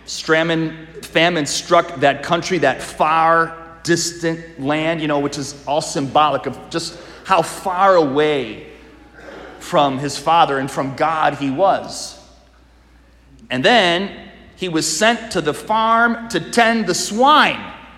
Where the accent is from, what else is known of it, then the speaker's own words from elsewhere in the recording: Wisconsin, United States; I'm from Wisconsin.